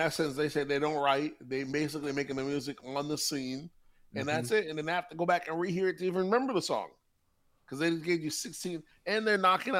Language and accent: English; the South, United States; I'm from the South